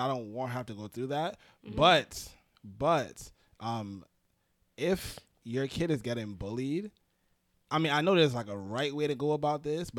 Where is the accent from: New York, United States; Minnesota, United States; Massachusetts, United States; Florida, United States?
New York, United States; New York City; I'm from Brooklyn